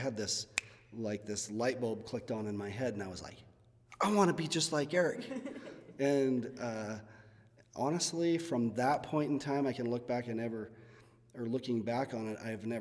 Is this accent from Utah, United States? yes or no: yes; Fillmore, Utah, United States; when I was growing up in Fillmore